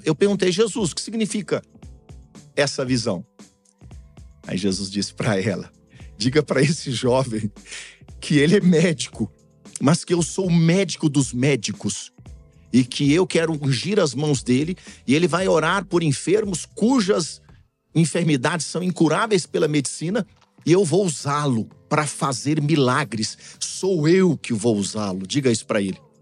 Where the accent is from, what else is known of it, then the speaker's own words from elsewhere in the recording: Belo Horizonte, Minas Gerais, Brazil; moved away as an adult; also born or lived in Tocantins / São Paulo; now in Europe; lá no centro de Belo Horizonte, minha terra natal